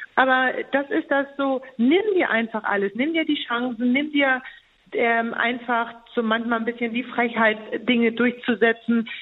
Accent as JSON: {"language": "German", "country": "Germany", "said": "als Deutsche"}